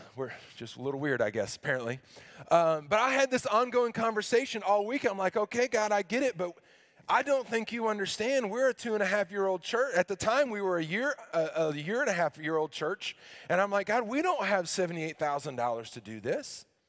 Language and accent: English; Arkansas, United States; I grew up in the South